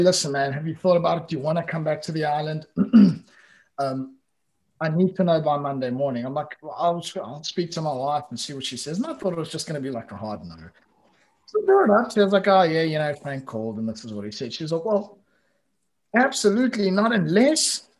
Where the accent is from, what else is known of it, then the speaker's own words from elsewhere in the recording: South Africa; moved away as an adult; also born or lived in Italy / Spain; now in Gran Canaria, Spain; I come from a country that you guys like conquered.